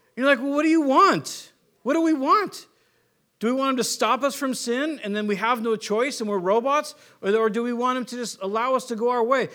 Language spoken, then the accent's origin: English; San Diego, California, United States; moved away; also born or lived in San Luis Obispo, California / Warrenton; growing up in California